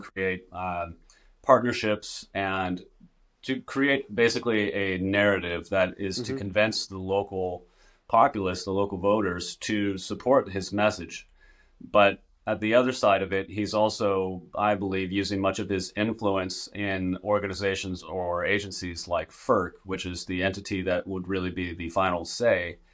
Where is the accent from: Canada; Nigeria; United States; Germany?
United States; Northern California; I'm there in my hometown